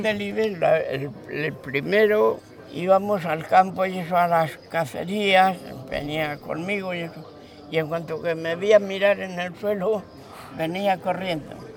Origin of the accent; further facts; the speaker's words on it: Hontanillas, Castilla-La Mancha, Spain; also born or lived in Madrid; Nos marchamos porque allá no quedaba nadie. Porque ya te pone que mi padre fue el último.